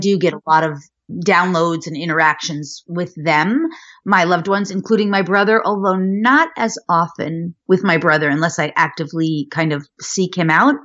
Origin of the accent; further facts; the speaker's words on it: Westchester County, New York, United States; I was born in New York, outside of Manhattan in Westchester County